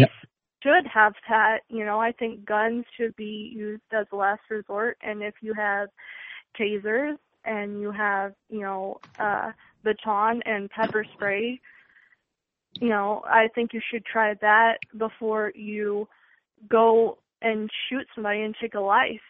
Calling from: Texas, United States; Calling from Texas

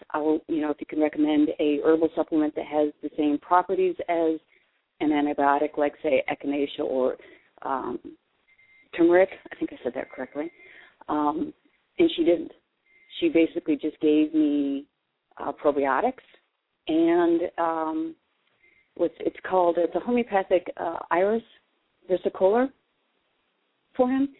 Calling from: Pennsylvania, United States; I'm calling from Pennsylvania

